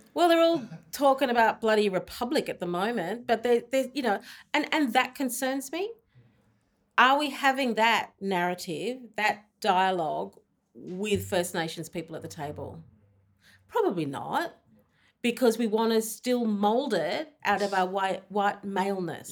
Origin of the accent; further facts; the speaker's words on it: Australia; I'm from Australia.